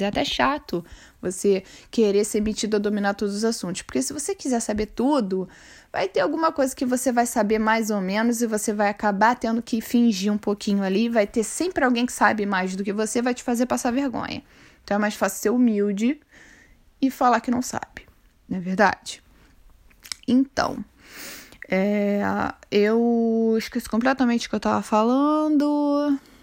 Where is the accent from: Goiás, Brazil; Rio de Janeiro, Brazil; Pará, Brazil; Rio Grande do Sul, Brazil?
Rio de Janeiro, Brazil; first language Portuguese; moved away as an adult; now in Sweden; quando eu nasci, a minha família morava no Cesarão, hoje em dia é considerado uma favela também no, em Santa Cruz, no Rio de Janeiro